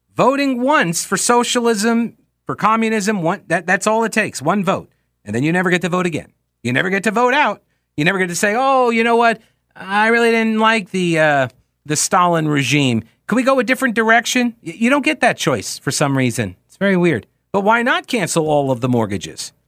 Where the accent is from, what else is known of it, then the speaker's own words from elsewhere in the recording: New York, United States; moved away; where I grew up in New York